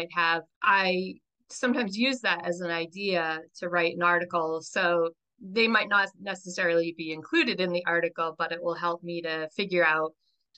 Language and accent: English; New York, United States; I grew up in New York